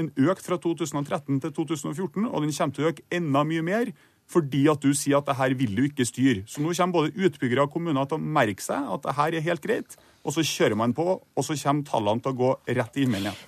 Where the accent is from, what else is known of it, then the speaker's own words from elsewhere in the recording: Trondheim, Trøndelag, Norway; I Trondheim, der jeg er fra